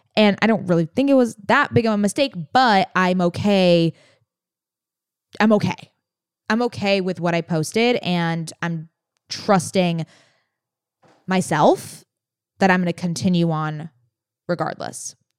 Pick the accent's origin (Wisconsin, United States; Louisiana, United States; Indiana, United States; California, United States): California, United States; San Diego; I grew up with Naomi in San Diego